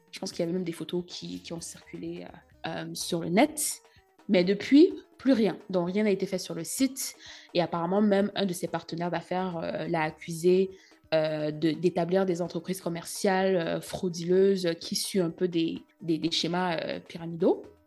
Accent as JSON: {"language": "French", "country": "Cameroon", "tie": "born or raised there", "moved": "yes", "said": "en grandissant au Cameroun"}